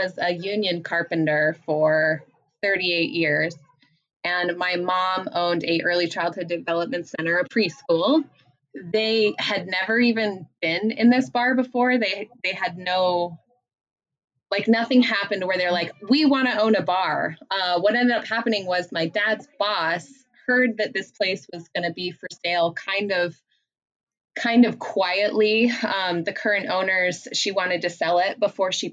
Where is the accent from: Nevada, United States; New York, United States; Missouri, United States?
Nevada, United States; Gardnerville; also born or lived in South Lake Tahoe, California / Genoa, Nevada; now in Carson City, United States; raised in the Carson Valley